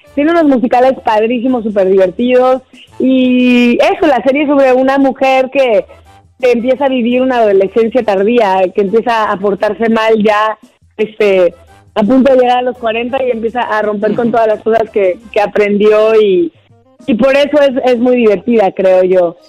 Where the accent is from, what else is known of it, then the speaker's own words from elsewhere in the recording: Mexico; moved away as an adult; now in United States; es mi primera lengua y es este, digamos que yo empecé la carrera en México a los 17 años